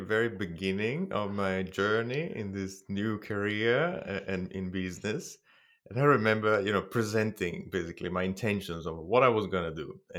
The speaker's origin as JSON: {"language": "English", "town": "Bologna", "region": "Emilia-Romagna", "country": "Italy", "second_language": "English", "moved": "as an adult", "lives_now": "Adelaide, Australia", "said": "That's right. Over in Italy. I am from Bologna. I did my undergrads, half of my master's degree there, half of it in California."}